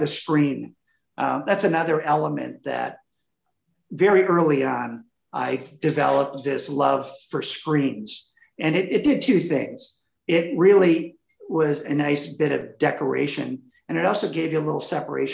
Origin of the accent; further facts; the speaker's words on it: Wisconsin, United States; moved away; I grew up in Wisconsin